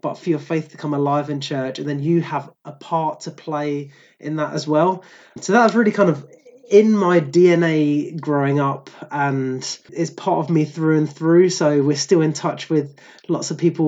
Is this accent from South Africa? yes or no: no; Croydon, London, United Kingdom; also born or lived in Aberdeenshire, Scotland; now in Inverclyde, United Kingdom; I grew up in a very charismatic Anglican church in South London. So I'm originally from Croydon